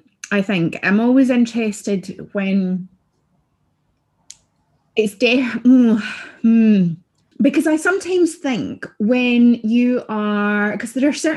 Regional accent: Scotland, United Kingdom; being Scottish

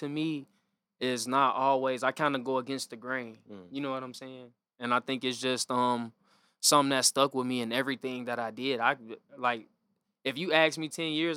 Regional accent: Harvey, Illinois, United States; My family from the city, but I'm born and raised from Harvey

